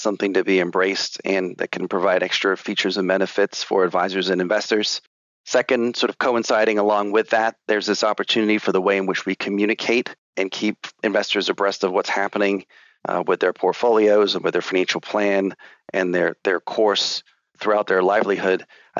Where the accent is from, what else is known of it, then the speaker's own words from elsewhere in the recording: England, United Kingdom; I was born and raised in England, albeit I do not have an accent.